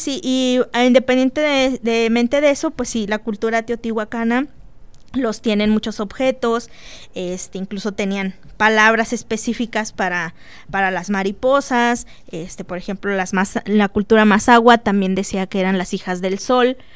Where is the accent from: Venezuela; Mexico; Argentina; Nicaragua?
Mexico; Monterrey, Nuevo León; now in Celaya, Mexico; allá en mi tierra en Monterrey